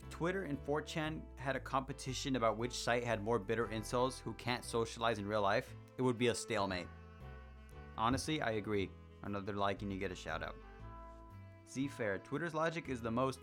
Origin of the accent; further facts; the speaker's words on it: Mexico; accent: Mexican; If you couldn't tell by my fucking accent when I speak and I get angrier. For some reason, the angrier I get, the more Mexican I get.